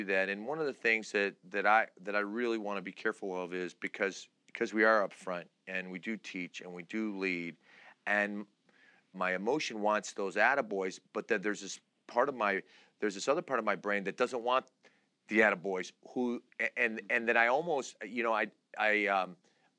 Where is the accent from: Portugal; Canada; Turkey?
Turkey; Istanbul; now in United States; I was born in Istanbul, Turkey. I'm Turkish. We are a very prideful culture, my dad was a very proud man, and I grew up